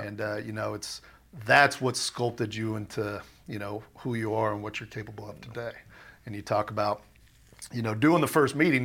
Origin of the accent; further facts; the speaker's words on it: Southern California, United States; moved away as an adult; also born or lived in Minnesota; back in California and just growing up in Southern California